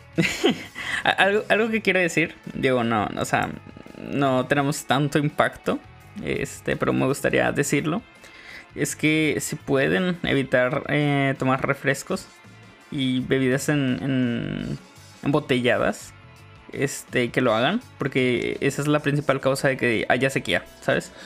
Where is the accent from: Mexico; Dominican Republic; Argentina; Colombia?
Mexico; northern Mexico; somos muy norteños